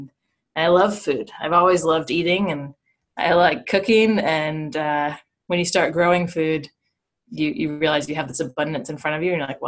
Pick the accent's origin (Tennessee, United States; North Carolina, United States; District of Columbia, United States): North Carolina, United States; Greensboro; also born or lived in Indiana; I was born in Indiana, spent about a year there, and then for the rest of my childhood, grew up in Greensboro.